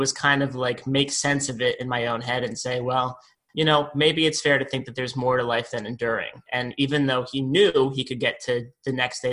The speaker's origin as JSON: {"language": "English", "region": "New Jersey", "country": "United States", "tie": "born or raised there", "said": "I grew up in Central Jersey, South Jersey, whatever"}